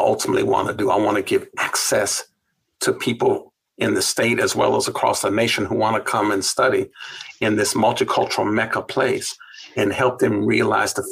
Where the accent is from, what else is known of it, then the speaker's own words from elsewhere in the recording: California, United States; Growing up in California